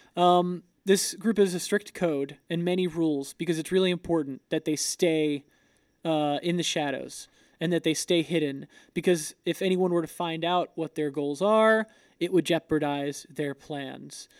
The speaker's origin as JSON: {"language": "English", "region": "Florida", "country": "United States", "said": "I'm from Florida"}